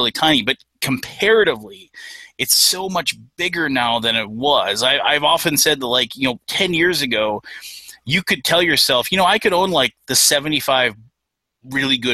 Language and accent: English; Minnesota, United States; I'm from Minnesota